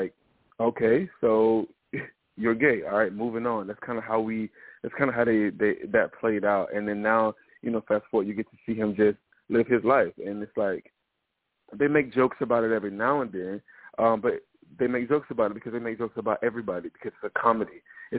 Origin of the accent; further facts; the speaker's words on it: the South, United States; I'm from the South, you know what I mean?